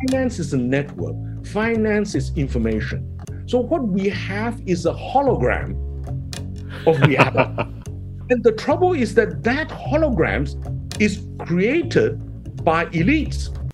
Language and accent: English; Kota Kinabalu, Sabah, Malaysia; moved away; also born or lived in United Kingdom / Hong Kong; I grew up in Sabah